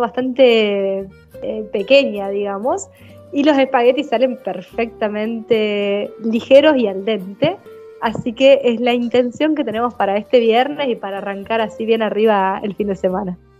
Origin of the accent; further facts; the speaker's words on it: Paraná, Entre Ríos, Argentina; Yo nací en Paraná, en Entre Ríos